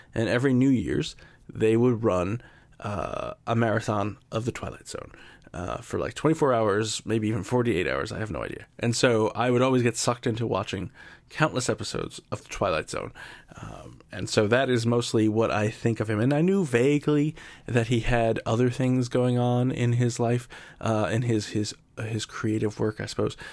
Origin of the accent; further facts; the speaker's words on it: Yonkers, New York, United States; I was born and raised in New York, uh, right outside of New York City in a town called Yonkers